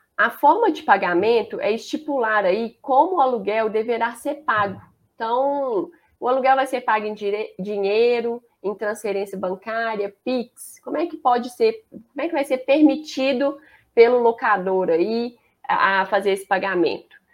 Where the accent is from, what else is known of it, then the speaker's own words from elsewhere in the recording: Belo Horizonte, Minas Gerais, Brazil; accent: mineiro; o sotaque eu acho que já vai entregar. Eu sou mineira, sou de Belo Horizonte, BH, que a gente fala